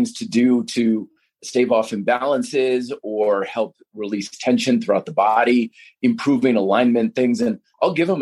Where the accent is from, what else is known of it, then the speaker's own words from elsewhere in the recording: Vermont, United States; when I was growing up in Vermont.